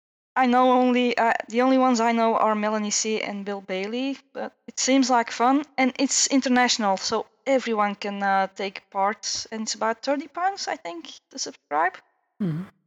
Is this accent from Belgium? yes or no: yes; Antwerp, Flanders, Belgium; I'm from Belgium, Runner 5 from Belgium, Antwerp.